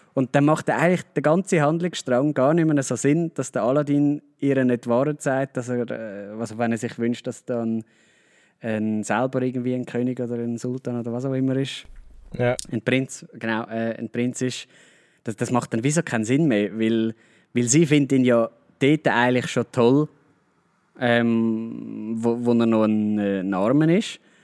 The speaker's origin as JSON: {"language": "German", "country": "Switzerland", "said": "Also bei uns in der Schweiz"}